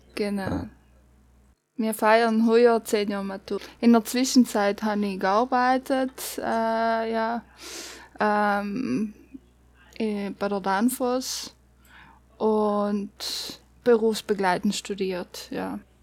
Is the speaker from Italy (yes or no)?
yes; South Tyrol, Trentino-Alto Adige, Italy; also born or lived in Bosnia; wenn ich vierte Grundschule gegangen bin, haben sie mir dann nach Südtirol gezogen